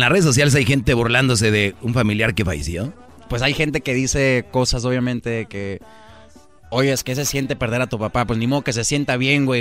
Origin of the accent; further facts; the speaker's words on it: Tucson, Arizona, United States; de allá de donde soy yo, Tucson, Arizona